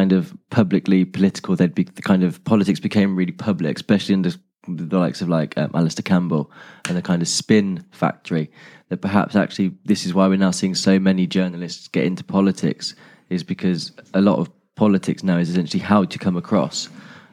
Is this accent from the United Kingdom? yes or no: yes; United Kingdom; our stiff upper lip, being British